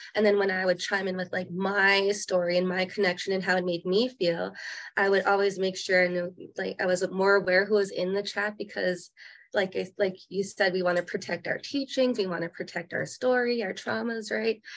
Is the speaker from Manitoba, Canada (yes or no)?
yes; Winnipeg, Manitoba, Canada; also born or lived in Norway House, Manitoba; now in Okanagan, Canada; I come from Norway House. I grew up a lot of my time in Winnipeg, Manitoba, but now I live in the Okanagan